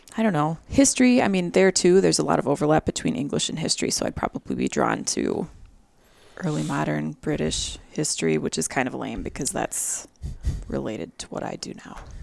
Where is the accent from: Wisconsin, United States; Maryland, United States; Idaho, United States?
Wisconsin, United States; Milwaukee; also born or lived in Fort Worth, Texas; I grew up here in the Milwaukee area